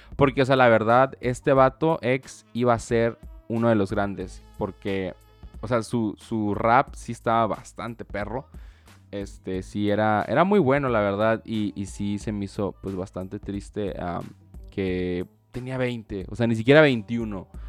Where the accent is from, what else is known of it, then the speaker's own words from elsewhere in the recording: Baja California, Mexico; yo soy de Baja California